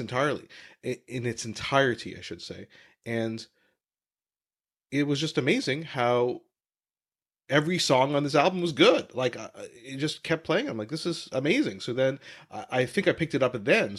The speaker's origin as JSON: {"language": "English", "country": "Canada", "tie": "born or raised there", "said": "growing up in Canada"}